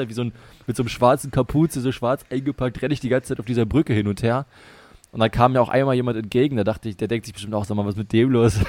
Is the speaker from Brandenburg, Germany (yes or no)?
yes; Potsdam, Brandenburg, Germany; also born or lived in Bremen; zurückgefahren nach Potsdam, hier in die Heimat